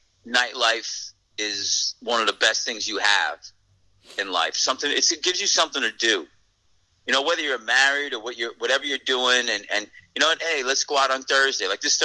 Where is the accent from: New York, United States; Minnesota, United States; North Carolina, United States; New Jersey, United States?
New York, United States; Yonkers; moved away; It's my hometown. Yonkers is where I grew up. You know, it's where I was born and raised.